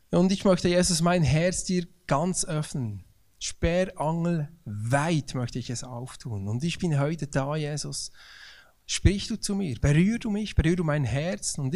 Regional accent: Bern, Switzerland; ich bin aufgewachsen im Emmental.

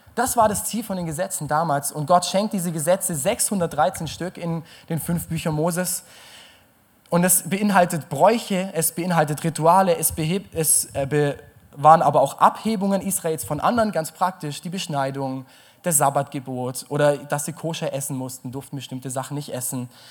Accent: Germany

